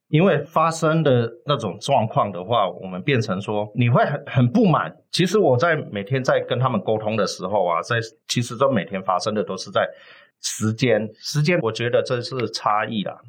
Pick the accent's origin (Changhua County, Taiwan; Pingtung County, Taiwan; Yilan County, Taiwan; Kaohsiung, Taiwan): Kaohsiung, Taiwan; now in Taipei, Taiwan; 我来自高雄哈，是北漂七年